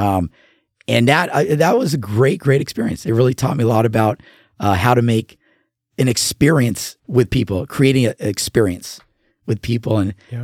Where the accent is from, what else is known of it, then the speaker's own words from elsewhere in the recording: La Mirada, California, United States; also born or lived in Orange County, California; now in Oregon, United States; I grew up in Southern California um, and had some really good friends down there, uh, LA County, and then we moved to Orange County.